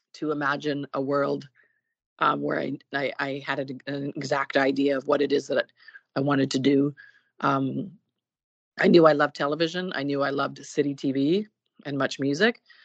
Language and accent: English; Burlington, Ontario, Canada; now in Toronto, Canada; I was born in Burlington, Ontario, which is a suburb of Toronto, where I lived uh, up until the age of about 18